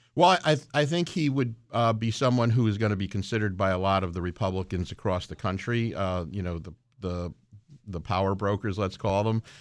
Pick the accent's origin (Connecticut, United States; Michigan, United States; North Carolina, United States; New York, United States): Connecticut, United States; Stratford; in Stratford, my hometown